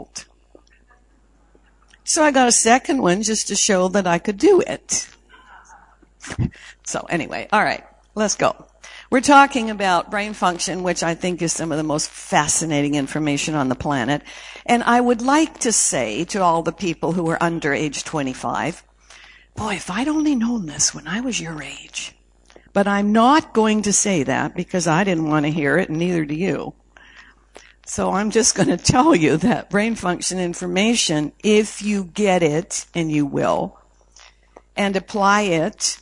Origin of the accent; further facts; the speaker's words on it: Canada; I was born in Canada, 56 degrees below zero Fahrenheit when I came out the chute.